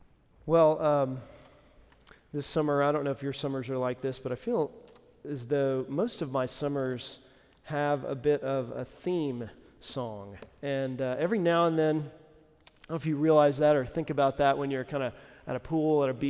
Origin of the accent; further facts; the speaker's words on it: Nashville, Tennessee, United States; You know, when people say, hey, where are you from? You say Nashville, like, oh, okay.